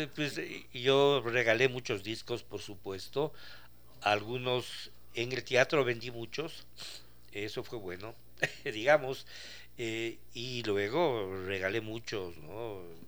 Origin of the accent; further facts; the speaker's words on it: Ecuador; lo viví eso en mi país